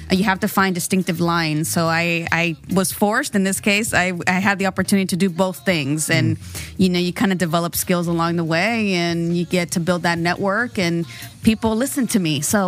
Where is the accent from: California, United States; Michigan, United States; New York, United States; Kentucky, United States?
California, United States; San Diego; now in National City, United States; born and raised in Barrio Logan. And I live in National City with my family right now.